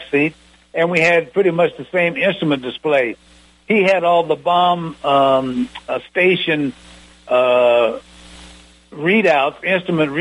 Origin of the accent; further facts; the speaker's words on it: Muncie, Indiana, United States; moved away as an adult; also born or lived in Nebraska; A little old country boy from orphanage in Nebraska, growing up in Muncie